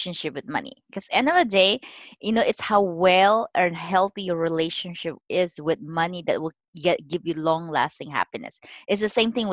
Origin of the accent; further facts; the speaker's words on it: Philippines; moved away as an adult; now in San Francisco Bay Area, United States; I'm Chinese. I was born and raised in the Philippines